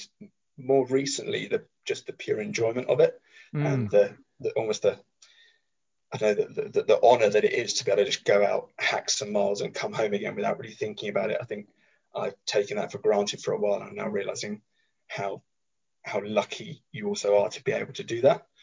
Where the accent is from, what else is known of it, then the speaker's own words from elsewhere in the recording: Hertfordshire, East of England, United Kingdom; moved away as an adult; now in Portsmouth, United Kingdom; But I grew up in Hertfordshire, so family home is up in Hertfordshire.